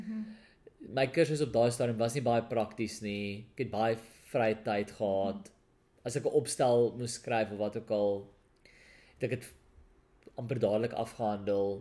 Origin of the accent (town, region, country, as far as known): South Africa; first language Afrikaans